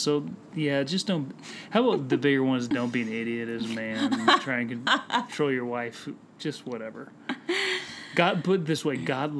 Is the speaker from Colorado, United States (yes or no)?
yes; Colorado, United States; I grew up in Colorado.